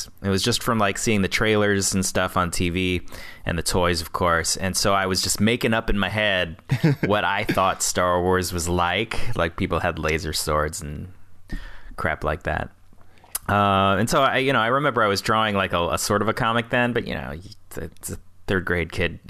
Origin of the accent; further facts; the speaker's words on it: South Carolina, United States; born there; I was born in South Carolina, and I don't remember much of it